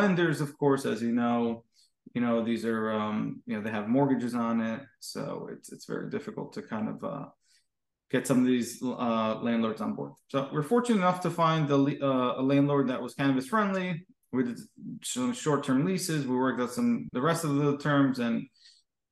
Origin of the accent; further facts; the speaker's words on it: Hudson County, New Jersey, United States; also born or lived in New York; I grew up in Hudson County, New Jersey